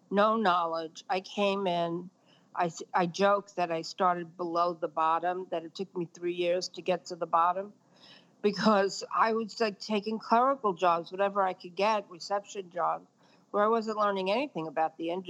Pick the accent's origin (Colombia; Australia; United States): United States; Brooklyn, New York; Well, actually, I grew up in Brooklyn, and we were not w- with it to the level that Brooklyn is with it now.